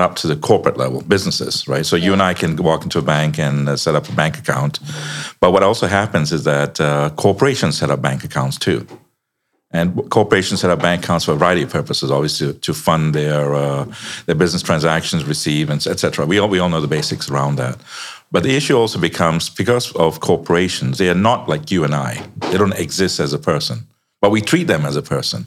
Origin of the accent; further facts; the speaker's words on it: Chicago, Illinois, United States; I'm from the US, by the way. I'm from Chicago.